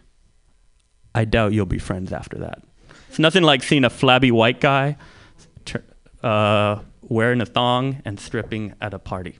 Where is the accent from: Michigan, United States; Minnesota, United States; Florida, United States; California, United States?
California, United States; San Francisco; growing up in the Mission, this was the 80s and the 90s